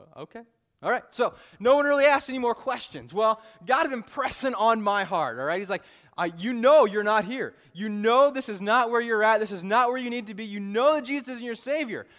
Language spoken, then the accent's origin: English; Illinois, United States; moved away; I grew up in Illinois